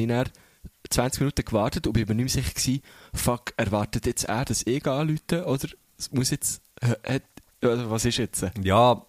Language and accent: German; Thun, Bern, Switzerland; dass ich als Kind in der Kadette war, so eine Jugendorganisation